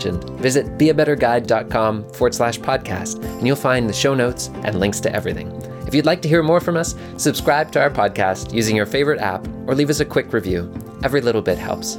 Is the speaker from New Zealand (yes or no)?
no; Halifax, Nova Scotia, Canada; I was born in Halifax, Nova Scotia